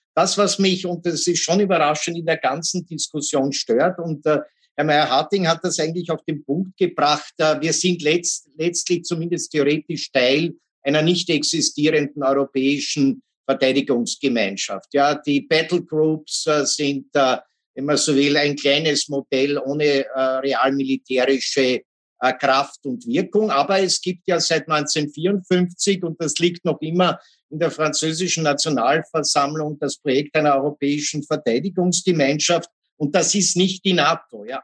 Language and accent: German; Austria